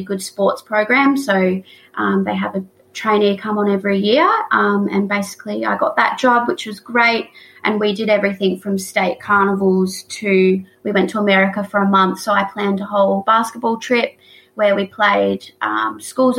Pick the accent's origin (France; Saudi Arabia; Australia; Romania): Australia; Mount Gambier, South Australia; also born or lived in Geelong; now in Melbourne, Australia; the town I grew up in South Australia is Mount Gambier.